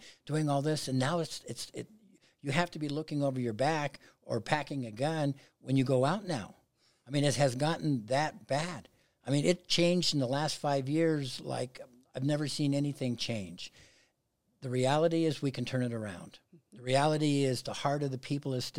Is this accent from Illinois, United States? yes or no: no; Pueblo, Colorado, United States; Pueblo, obviously I was born and raised there. Went to South High School